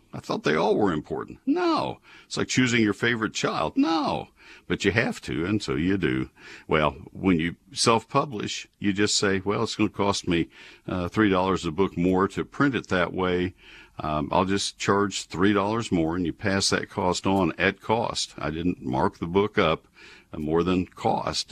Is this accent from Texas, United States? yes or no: yes; College Station, Texas, United States; now in Dallas-Fort Worth Metroplex, United States; I grew up in College Station. My dad co-founded the Range and Forestry Department at A and M back in the forties